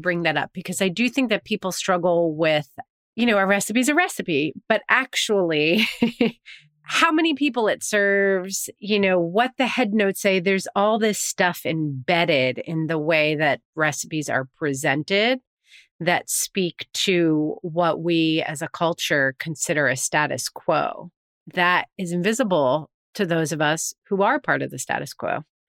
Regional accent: New York, United States; Yes. I am from New York. That is true. It's hard to have a family of four here.

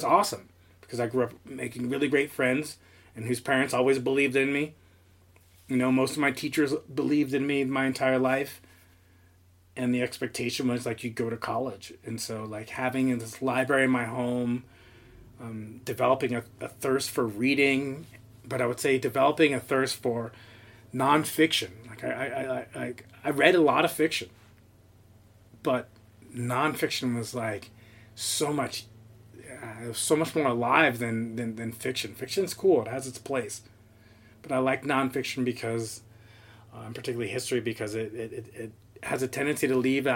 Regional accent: Princeton, New Jersey, United States; moved away as an adult; also born or lived in Indiana; now in Oregon, United States; I grew up in Princeton

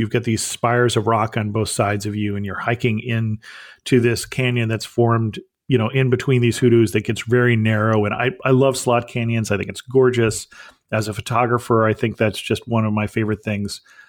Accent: California, United States; a real easy road trip that is very local to where I grew up would be in Central Coast. And I'm a big fan of the Central Coast, the Monterey, Carmel area

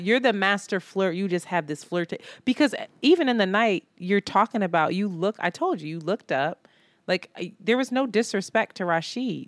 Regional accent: Philadelphia, Pennsylvania, United States; I'm from Philly.

